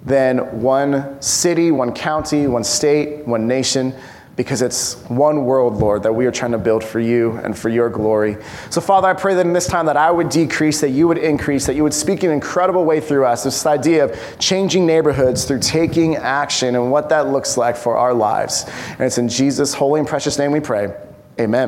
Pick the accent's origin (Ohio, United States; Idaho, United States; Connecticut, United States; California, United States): California, United States; Bay Area; also born or lived in Upland, California; now in Poway, United States; I grew up in the Bay Area